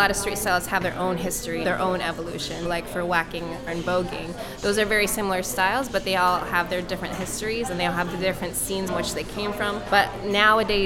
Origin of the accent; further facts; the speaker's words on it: New York, United States; also born or lived in Japan; now in London, United Kingdom; I moved to the U.S., and so I was raised in New York, north of the city